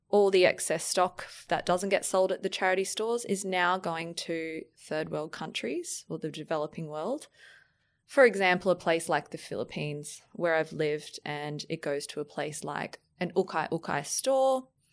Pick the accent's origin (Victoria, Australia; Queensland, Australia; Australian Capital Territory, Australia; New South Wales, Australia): Queensland, Australia; Brisbane; now in Sydney, Australia; I'm actually from Brisbane, and every time I look out into the harbour, I feel so grateful for living here